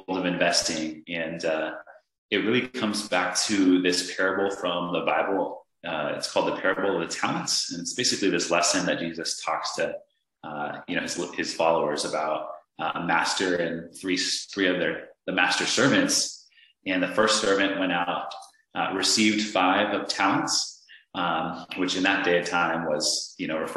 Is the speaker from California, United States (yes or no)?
no; Northern Virginia, United States; I was just a simple guy from Northern Virginia. I grew up with a family of six